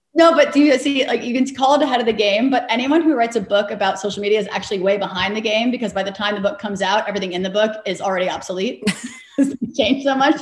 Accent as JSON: {"language": "English", "town": "New York City", "region": "New York", "country": "United States", "tie": "born or raised there", "said": "grew up in New York City"}